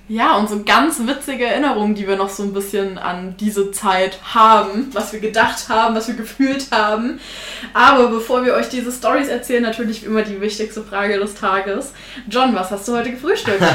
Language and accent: German; Thuringia, Germany; ich bin halt äh, aus Thüringen, aus so einer kleinen Ecke